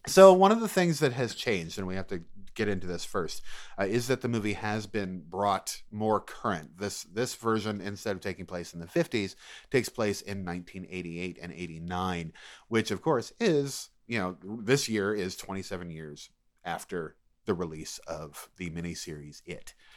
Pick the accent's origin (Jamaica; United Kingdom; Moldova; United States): United States; Maine; I'm from Maine